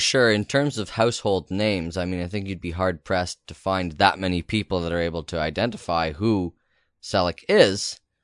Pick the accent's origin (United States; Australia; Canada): Canada; as a Canadian